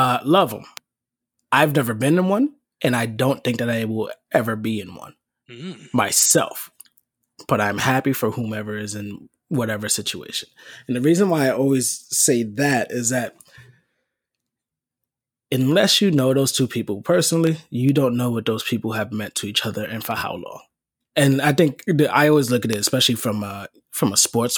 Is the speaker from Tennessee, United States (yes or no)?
no; New York City, New York, United States; I'm from the Bronx and I didn't start meeting adult white people, like even people of my age, white, until I got to high school. There's no white people in my neighborhood